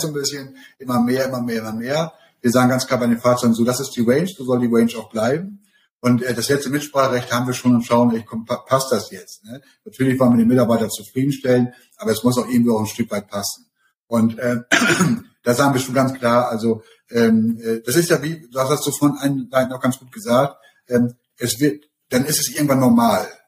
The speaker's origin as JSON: {"language": "German", "town": "Emden", "region": "Lower Saxony", "country": "Germany", "also_born_or_lived": "Hamburg", "said": "Ich komme ja aus Emden"}